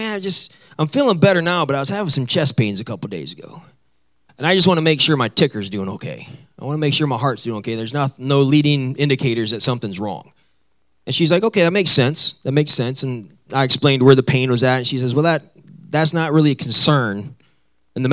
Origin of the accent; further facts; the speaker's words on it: Midwest, United States; moved away; I come from the Midwest, so I come where people are normal and we talk normal and everything